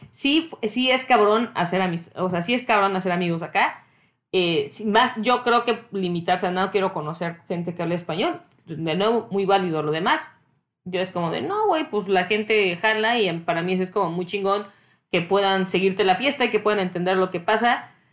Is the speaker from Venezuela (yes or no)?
no; Mexico; moved away as an adult; now in Canada; soy mexicana